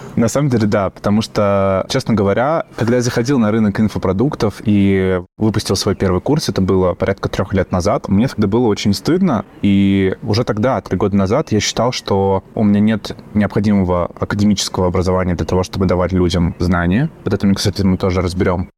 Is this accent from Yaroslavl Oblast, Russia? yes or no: yes; Yaroslavl, Yaroslavl Oblast, Russia; moved away; also born or lived in Saint Petersburg; в Ярославль, мой родной город